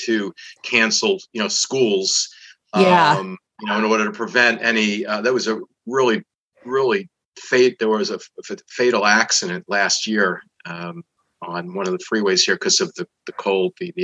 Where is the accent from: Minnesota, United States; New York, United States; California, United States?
New York, United States; New York City; now in Dallas, United States; since I grew up in the Northeast, in the New York City area